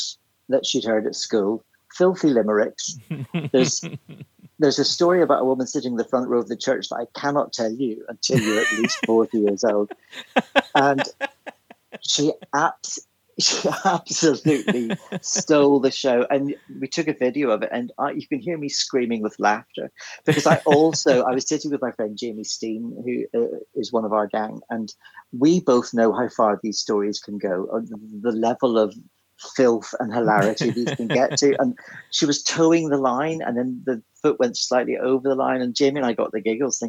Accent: Belfast, Northern Ireland, United Kingdom; I grew up in Belfast

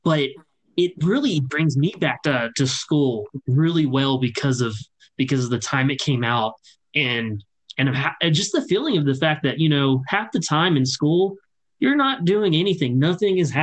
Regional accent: Louisiana, United States; I grew up in Louisiana

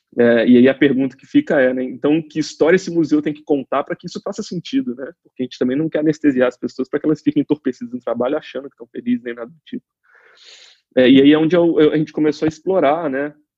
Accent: Juiz de Fora, Minas Gerais, Brazil; eu me formei em administração na Universidade Federal de Juiz de Fora, né, que é a minha cidade natal

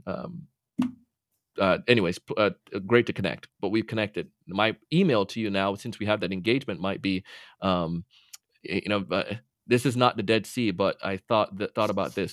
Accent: Jamaica; now in Florida, United States; ever since a kid and growing up in Jamaica

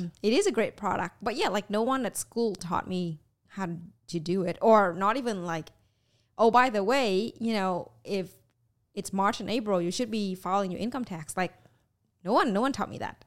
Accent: Vietnam; moved away; was growing up in Vietnam.

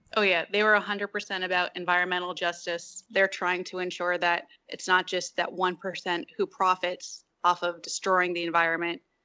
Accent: New Jersey, United States; I'm from North Jersey. Grew up, you know, doing outdoorsy things with my dad

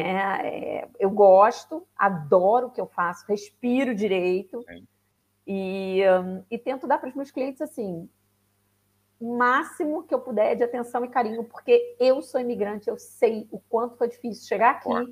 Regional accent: Rio de Janeiro, Brazil; moved away as an adult; now in Braga, Portugal; Sou, sou do Rio, carioca da gema. Exatamente. Pai, mãe, avô, avó, tudo carioca.

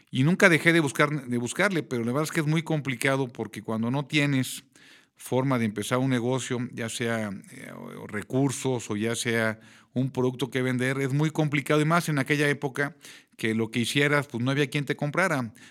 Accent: Querétaro, Mexico; soy queretano, tengo ya 50 añotes de edad, llevo 25 años de casado con la misma señora

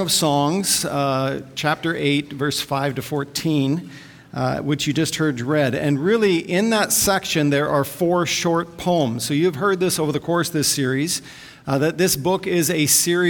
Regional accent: Vancouver, British Columbia, Canada; I'm from Vancouver

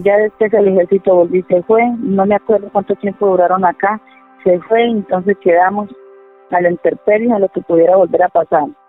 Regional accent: Guateque, Boyacá, Colombia; Nací en el campo, en un área que es en el oriente boyacense, exactamente. Soy de Guateque

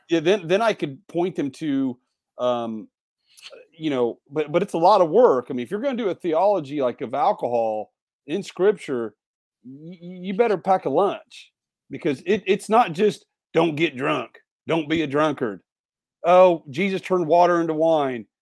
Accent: Indiana, United States; moved away; Indiana is my home, my home state

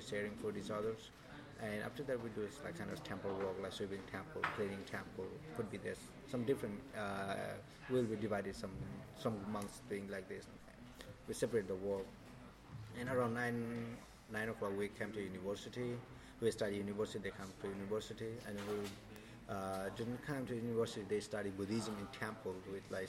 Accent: Nepal; now in Thailand; I'm from Nepal

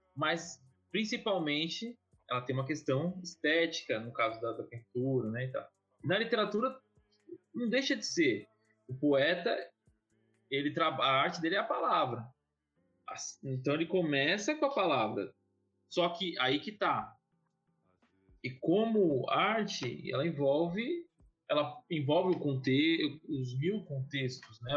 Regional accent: Guarulhos, São Paulo, Brazil; eu nasci em São Paulo, capital, mas fui, fui, fui para Guarulhos com nove, oito, nove anos, fui criança

